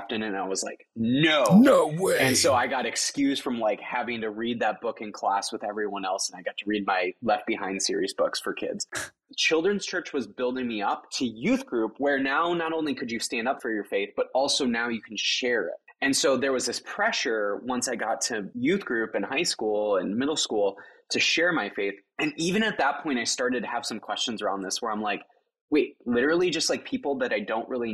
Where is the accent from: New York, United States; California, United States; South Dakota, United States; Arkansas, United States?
South Dakota, United States; I grew up in South Dakota where there's lots of different reservations.